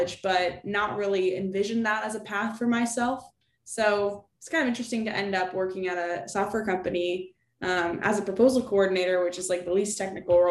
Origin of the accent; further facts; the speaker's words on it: Lexington, Massachusetts, United States; first language English; moved away as an adult; also born or lived in St. Louis, Missouri / Washington, District of Columbia, United States; I grew up outside Boston, Massachusetts, in a little town called Lexington